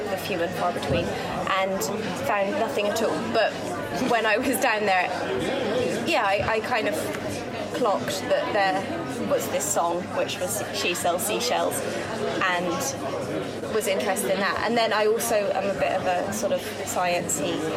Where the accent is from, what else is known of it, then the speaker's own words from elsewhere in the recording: Somerset, South West England, United Kingdom; I'm from Somerset and Somerset is next to Dorset.